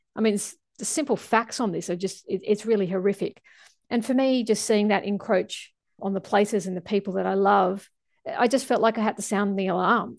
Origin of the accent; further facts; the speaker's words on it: Australia; as an Australian scientist working on the I P C C report